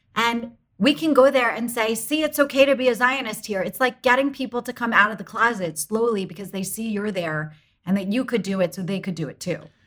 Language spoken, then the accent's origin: English; United States; I am an American